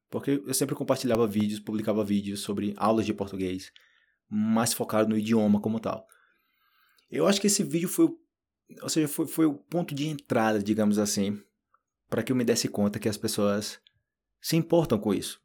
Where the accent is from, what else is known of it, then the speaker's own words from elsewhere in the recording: Brazil; Eu venho do Brasil